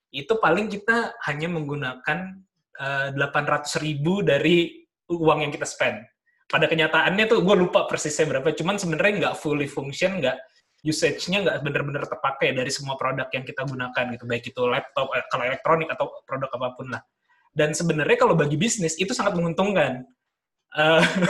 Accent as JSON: {"language": "Indonesian", "region": "Jakarta", "country": "Indonesia", "tie": "born or raised there", "also_born_or_lived": "Bandung", "moved": "as an adult", "said": "gua besar di Jakarta"}